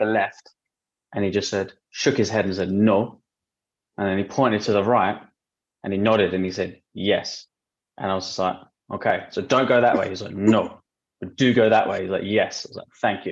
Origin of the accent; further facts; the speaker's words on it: London, United Kingdom; We're from London